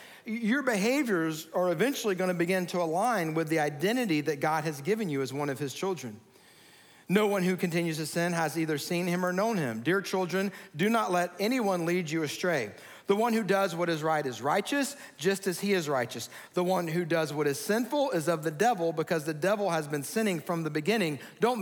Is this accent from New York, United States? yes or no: no; Georgia, United States; as a kid growing up in Georgia